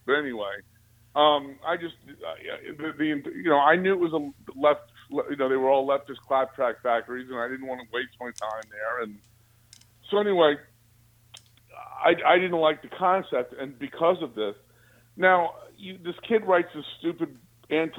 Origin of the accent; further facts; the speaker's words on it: Alexandria, Virginia, United States; I was born in Alexandria, Virginia. So, you know, I grew up watching UVA basketball